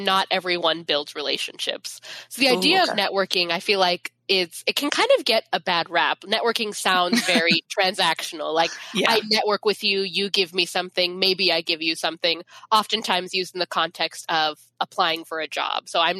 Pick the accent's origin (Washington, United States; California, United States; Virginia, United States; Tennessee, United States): Washington, United States; Federal Way; I grew up in Federal Way, which is like 30 minutes south of Seattle